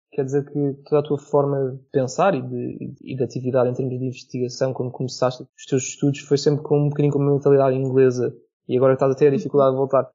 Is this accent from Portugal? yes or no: yes; Portugal; now in Australia; nós como portugueses